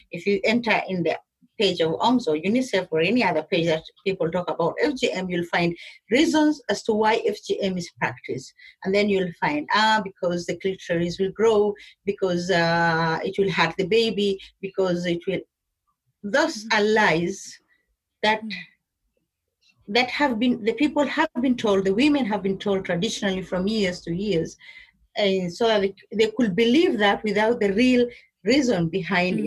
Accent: Kenya; I'm a Kenyan. though I'm, I come from the uh, Somali culture, the, the Kenyan, I'm a Kenyan Somali

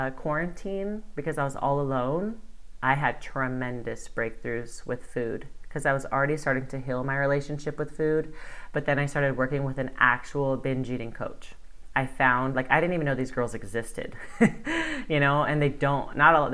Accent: Bakersfield, California, United States; moved away as an adult; also born or lived in Los Angeles / Spain; my hometown of Bakersfield

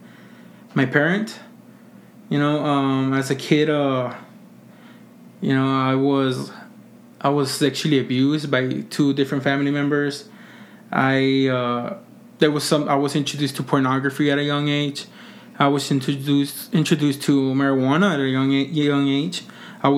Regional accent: Mission, Texas, United States; I am from the Rio Grande Valley, you know, Mission, Texas.

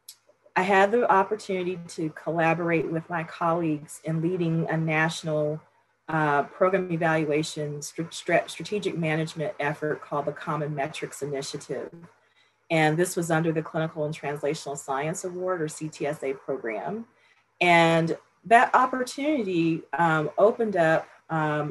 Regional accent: Los Angeles, California, United States; moved away as an adult; also born or lived in Berkeley / Atlanta / Bethesda; I grew up in South Central Los Angeles.

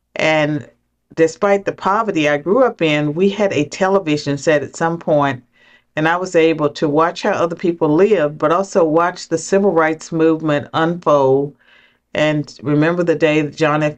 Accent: southwestern Virginia, United States; I grew up in poverty in southwestern Virginia

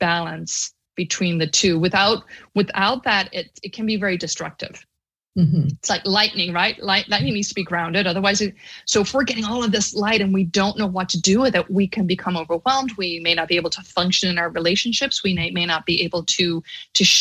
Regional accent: Ireland; moved away as an adult; now in United States; I grew up in Catholic Ireland, and I was there till I was 22

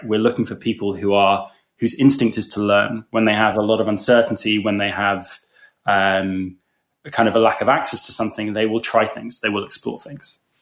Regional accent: England, United Kingdom; moved away as an adult; also born or lived in London; now in Berlin, Germany; You can probably tell from my accent that I'm not from Germany, but I'm English.

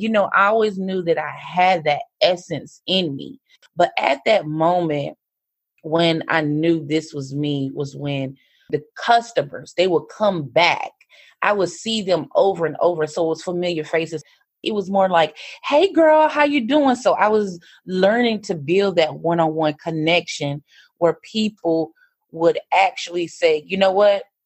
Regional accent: North Carolina, United States; moved away as an adult; also born or lived in Raleigh, North Carolina; I moved from Fair North Carolina when I was 18

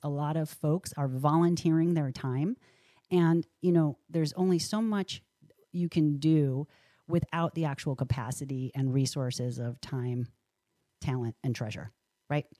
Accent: Rochester, New York, United States; now in Oregon, United States; Rochester, New York, my hometown

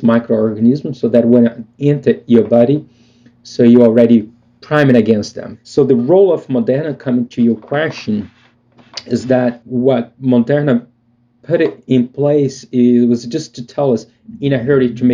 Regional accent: Brazil; moved away; growing up in Brazil

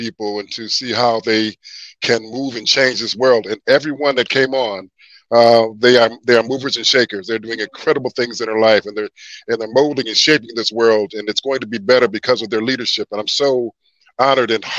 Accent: Kalamazoo, Michigan, United States; also born or lived in Paw Paw, Michigan / Big Rapids, Michigan; I'm from Kalamazoo. I'm from Kalamazoo. I was born in Paw Paw, a city so nice they named it twice.

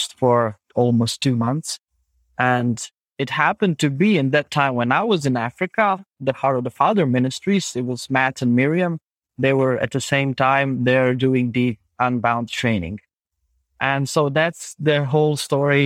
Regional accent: Zagreb, City of Zagreb, Croatia; English is a second language; I'm from Zagreb. It's the capital city of Croatia

